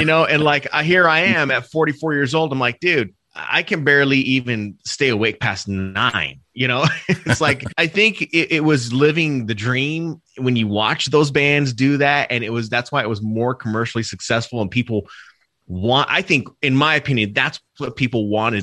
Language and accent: English; Arizona, United States; where I grew up here in Arizona